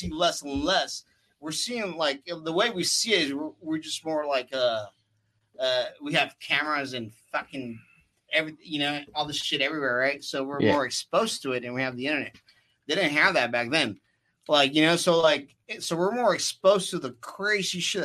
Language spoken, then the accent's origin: English; Oceanside, California, United States; we're from Oceanside